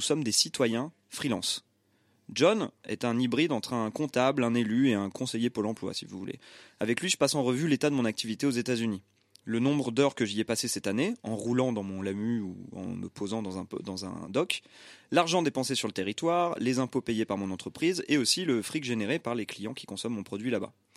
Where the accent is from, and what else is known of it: Saint-Étienne, Auvergne-Rhône-Alpes, France; born or raised there; moved away